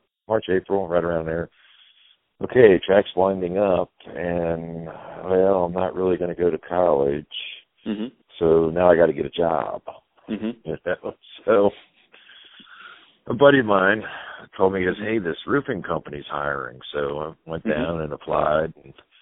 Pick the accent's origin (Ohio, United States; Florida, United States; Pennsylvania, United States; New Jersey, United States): Ohio, United States; Cincinnati; I was born and raised in Cincinnati, Ohio, and I was raised on the west side of Cincinnati